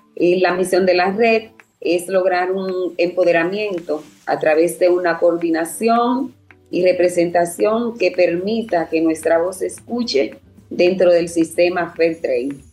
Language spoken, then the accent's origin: Spanish; Dominican Republic; soy de República Dominicana y trabajo en la plantación Quelisa II